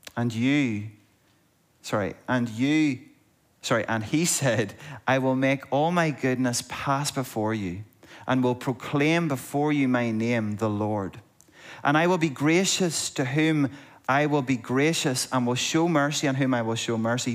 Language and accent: English; Monaghan, Ulster, Ireland; there's certain words that I say weird because I'm from Monaghan